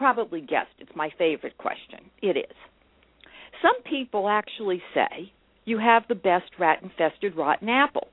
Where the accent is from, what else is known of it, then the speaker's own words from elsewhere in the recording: Brookline, Massachusetts, United States; my hometown, Brookline, Massachusetts